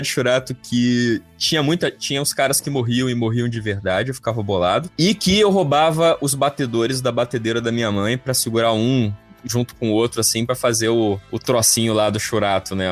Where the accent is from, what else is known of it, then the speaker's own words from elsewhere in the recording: Vitória, Espírito Santo, Brazil; Eu, quando eu era criança lá em, em Vitória Espírito Santo